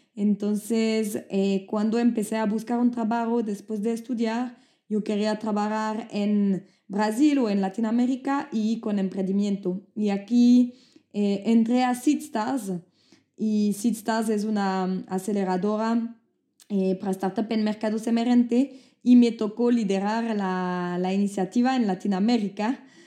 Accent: Switzerland; accent: French; first language French; Spanish is a second language; moved away; also born or lived in Brazil; yo soy de Suiza

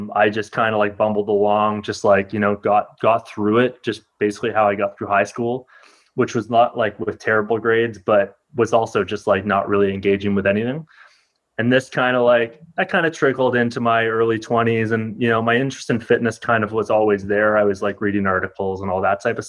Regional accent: Ottawa, Ontario, Canada; also born or lived in Toronto; I'm originally from Ottawa

